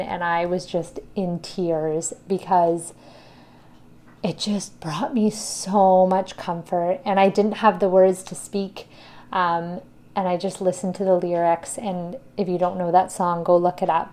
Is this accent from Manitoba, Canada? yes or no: no; Ontario, Canada; I am from Ontario